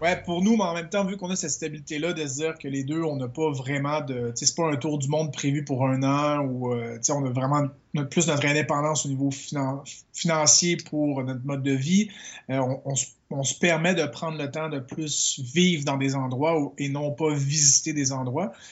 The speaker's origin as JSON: {"language": "French", "region": "Quebec", "country": "Canada", "moved": "as an adult", "said": "je suis québécois"}